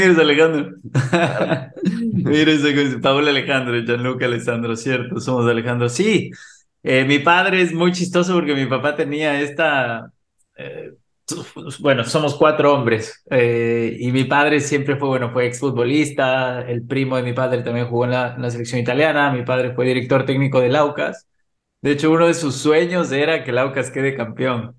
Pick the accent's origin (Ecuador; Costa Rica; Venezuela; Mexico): Ecuador; moved away as an adult; yo viví en Ecuador, soy ecuatoriano, nací en Ecuador, viví 25 años en Ecuador